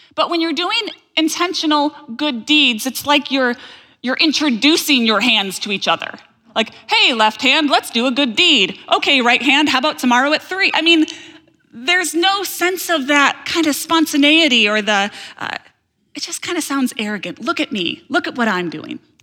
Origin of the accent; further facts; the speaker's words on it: Holland, Michigan, United States; I grew up in Holland, Michigan.